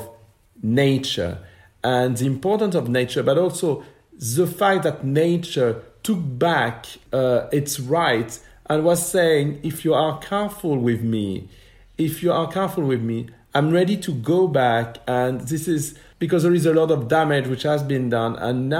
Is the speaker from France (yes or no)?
yes; Paris, Île-de-France, France; a young boy born and raised in Paris